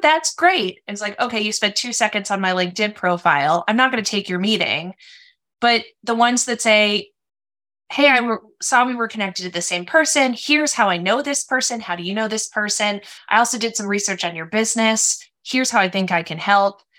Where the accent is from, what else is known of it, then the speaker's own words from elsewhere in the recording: Minnesota, United States; also born or lived in San Francisco, California; I was born in San Francisco, but grew up in Minnesota.